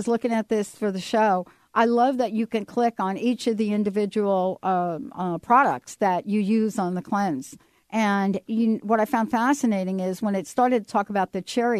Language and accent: English; New York, United States; I grew up with cockroaches because I grew up in New York.